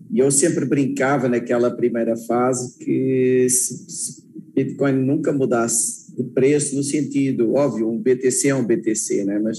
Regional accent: Portugal; sou português

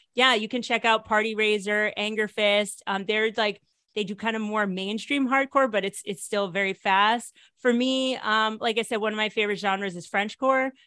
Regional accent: Connecticut, United States; moved away as an adult; also born or lived in New York / Washington, D.C.; now in Netherlands; I'm originally from Connecticut. Uh, I was born in New York and then my family moved to Connecticut when I was little

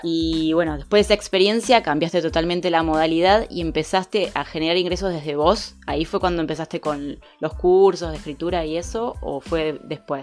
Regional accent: Argentina; somos argentinas

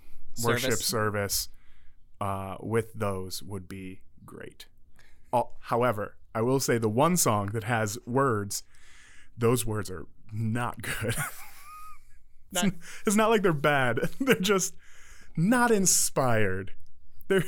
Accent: Detroit, Michigan, United States; Growing up in Detroit

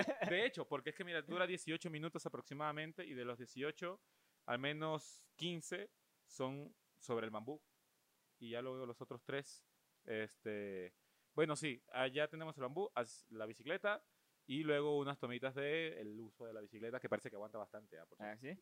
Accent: Venezuela

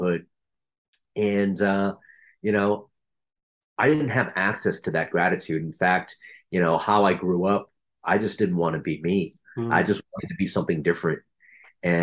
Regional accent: United States; we were sponsored to America by a Catholic church.

